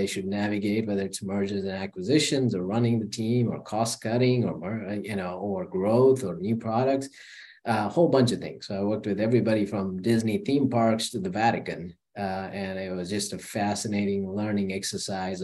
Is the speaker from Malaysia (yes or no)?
no; India; moved away as an adult; also born or lived in Charlotte, United States / London, United Kingdom; now in United States; I was born in India. I lived an amazing life till I was 19.